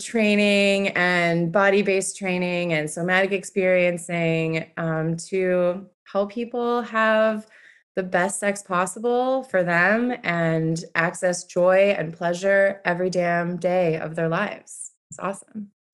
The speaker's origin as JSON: {"language": "English", "town": "Buffalo", "region": "New York", "country": "United States", "tie": "born or raised there", "lives_now": "New York City, United States", "said": "born and raised in Buffalo, New York"}